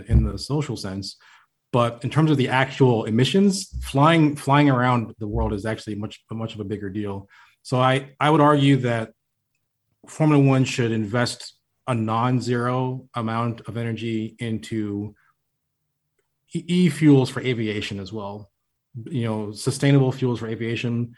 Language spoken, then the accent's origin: English; Florida, United States; moved away; I'm from Florida originally